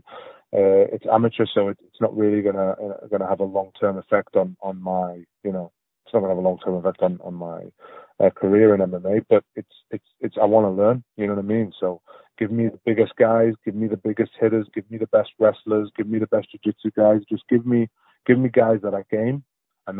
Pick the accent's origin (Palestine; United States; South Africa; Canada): Palestine; now in United Kingdom; I'm from Palestine and most of my dad's family live in the Gaza Strip